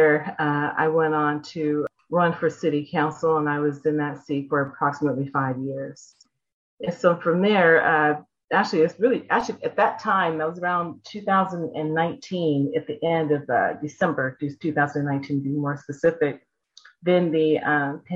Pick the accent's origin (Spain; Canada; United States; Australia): United States; Pinole, California; also born or lived in Nebraska; now in Lancaster, United States; I've been, for the most part, raised in the Bay Area. And so I'm a California girl at heart. However, I was born in Nebraska.